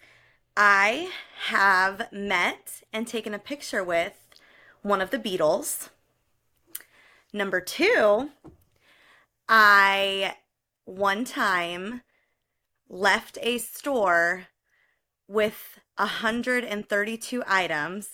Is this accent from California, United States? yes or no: yes; California, United States; moved away as an adult; also born or lived in Ohio; I grew up in California and then moved to Ohio for college